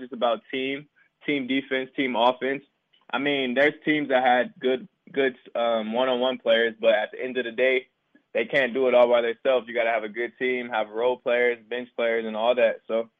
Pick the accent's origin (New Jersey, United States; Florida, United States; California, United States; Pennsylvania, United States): California, United States; Los Angeles; also born or lived in Riverton, Utah; Yeah, so just, I was, like I said, I was born in Cali in Los Angeles area. And, like, just growing up, it was kind of tough